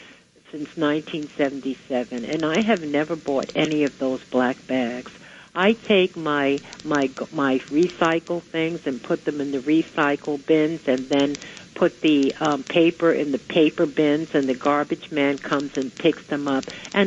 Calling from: New York City, New York, United States; calling from the Bronx.

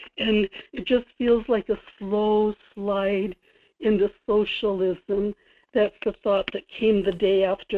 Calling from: Kodiak, Alaska, United States; Good morning, Michael. This is in Kodiak.

